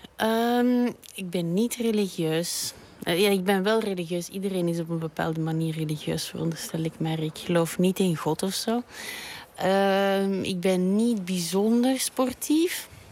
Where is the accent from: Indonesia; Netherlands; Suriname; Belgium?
Belgium; also born or lived in Brussels; ik ben een eh, Belgische striptekenaar en kinderboekenillustrator. En ik woon en werk in Brussel